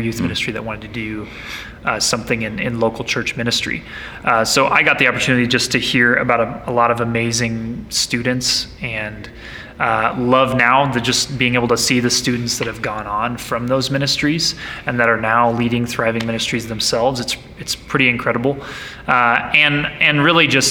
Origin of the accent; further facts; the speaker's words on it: Nebraska, United States; now in Longmont, United States; I grew up in Nebraska, now live in Longmont, Colorado